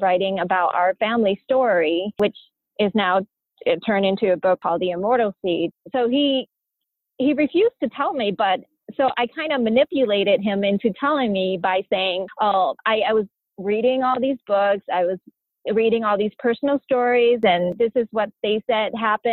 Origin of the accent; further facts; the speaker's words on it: United States; also born or lived in Pailin, Cambodia; I grew up in America